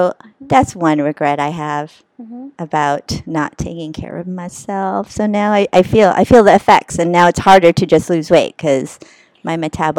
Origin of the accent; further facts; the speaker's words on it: Philippines; I do look 59. I'm Filipino.